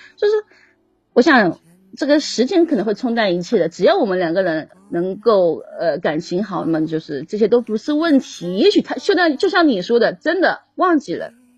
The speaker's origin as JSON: {"language": "Chinese", "region": "Zhejiang", "country": "China", "said": "我是浙江的，按照浙江这边的风俗去办"}